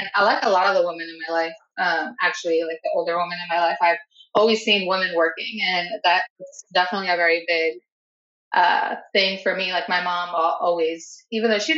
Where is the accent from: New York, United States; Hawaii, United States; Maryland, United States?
New York, United States; New York City; moved away as an adult; also born or lived in San Diego; I was born and raised in the Bronx